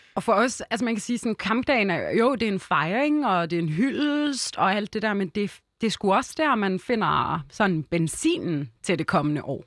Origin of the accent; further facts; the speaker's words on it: Hellerup, Capital Region of Denmark, Denmark; also born or lived in Lebanon; jeg voksede op i Hellerup